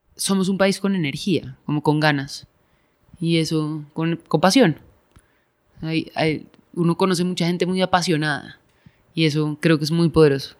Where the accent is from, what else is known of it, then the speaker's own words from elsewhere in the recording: Bogotá, Colombia; yo crecí afuera, en Bogotá